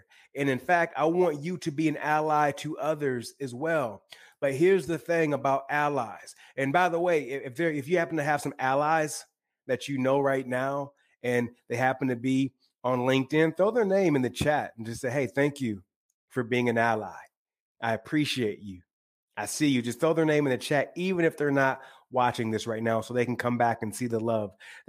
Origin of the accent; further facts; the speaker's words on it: Michigan, United States; now in Los Angeles, United States; I live in Los Angeles now, but I'm originally from the Great Lakes state of Michigan.